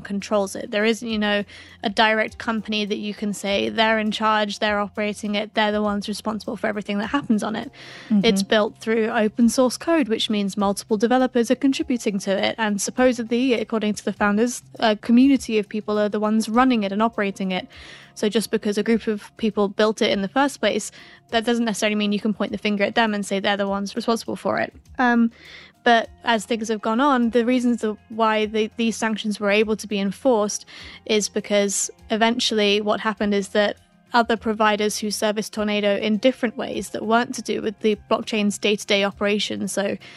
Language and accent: English; United Kingdom; accent: British; my British accent